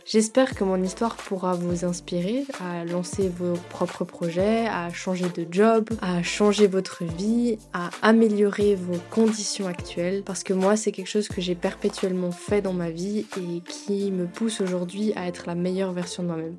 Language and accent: French; Grand Est, France; moved away as an adult; also born or lived in Basel, Switzerland; now in Lausanne, Switzerland; J'ai quitté mon pays natal, la France